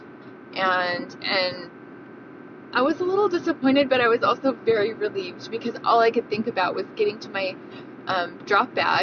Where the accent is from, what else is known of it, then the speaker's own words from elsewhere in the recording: Davis County, Utah, United States; Davis County. That's where I grew up, and these are my home trails